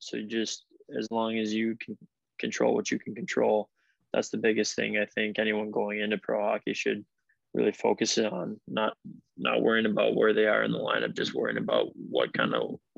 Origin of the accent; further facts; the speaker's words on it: Green Bay, Wisconsin, United States; hockey in Green Bay is definitely kind of moving forward in, in the right directions. I think you know there's a lot of good coaches in in the area that I grew up